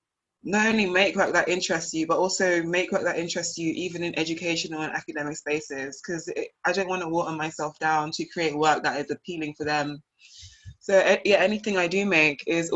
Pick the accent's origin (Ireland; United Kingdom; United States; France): United Kingdom; also born or lived in Nigeria; now in Liverpool, United Kingdom; one minute I'm Black British, the next minute I'm British Nigerian